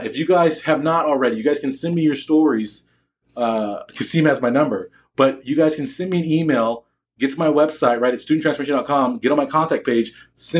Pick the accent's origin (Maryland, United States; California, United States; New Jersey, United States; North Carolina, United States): California, United States; Newport Beach; I grew up in Orange County. I went to Newport Harbor High School